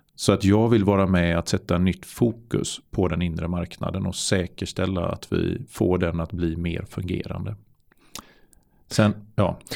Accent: Varberg, Halland County, Sweden; Jag var ju kommunstyrelsens ordförande mm. i min hemort i Varberg

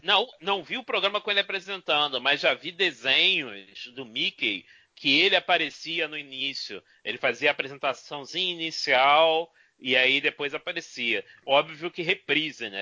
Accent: Brazil; como bom brasileiro, bons latinos

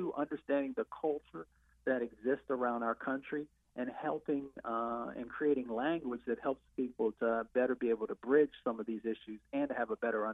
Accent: Appalachia, United States; I come from Appalachia

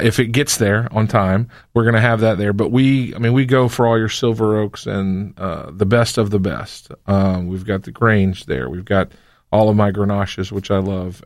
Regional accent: North Carolina, United States; I grew up in North Carolina.

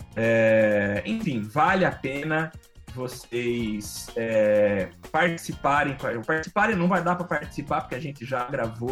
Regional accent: Brazil; enquanto brasileiro

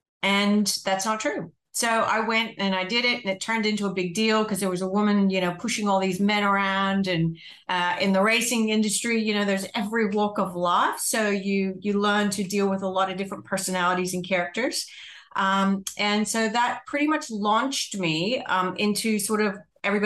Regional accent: United States; now in Australia; you would pick up from my accent that I'm not Australian, or I wasn't born in Australia. I'm not going to say that I'm not Australian. I wasn't born in Australia. I was actually born in the United States

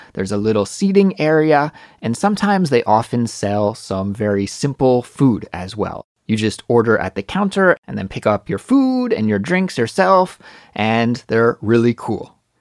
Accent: Kelowna, British Columbia, Canada; moved away as an adult; now in Seoul, South Korea; my brother's house in Kelowna, British Columbia, my hometown

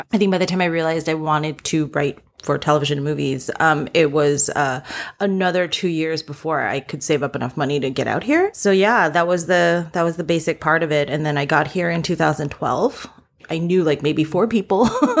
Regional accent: East Coast, United States; also born or lived in South Korea; So long story short, I was born in Korea and I moved to the US when I was 3. And I kind of grew up all up and down the East Coast.

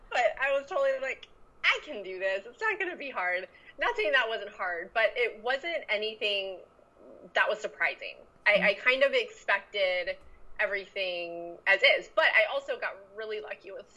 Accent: Central Florida, United States; moved away as an adult; now in Austin, United States; I'm from Florida, though, so like Central Florida, but I'm in Austin

